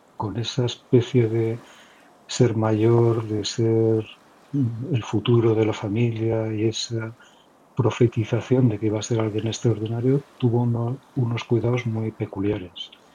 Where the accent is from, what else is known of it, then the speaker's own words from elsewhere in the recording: Pamplona, Navarre, Spain; now in Castellón, Spain; yo soy de Pamplona, de Navarra, en el norte de España, aunque vivo últimamente desde hace unos años en Castellón